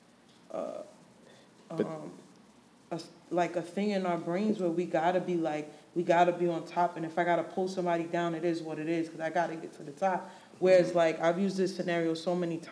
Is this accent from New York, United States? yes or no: yes; New York, United States; moved away as an adult; I'm from New York.